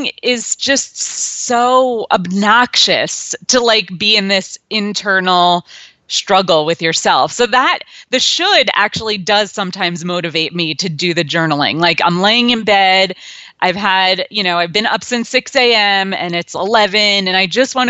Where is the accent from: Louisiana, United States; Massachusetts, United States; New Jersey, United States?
New Jersey, United States; moved away as an adult; also born or lived in Washington, D.C.; now in New York, United States; I grew up in New Jersey